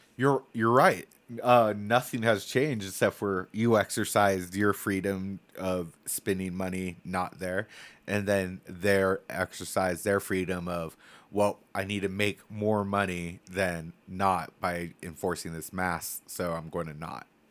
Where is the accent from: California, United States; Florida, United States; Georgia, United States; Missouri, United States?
California, United States; Templeton; I grew up in Templeton, California. Super small town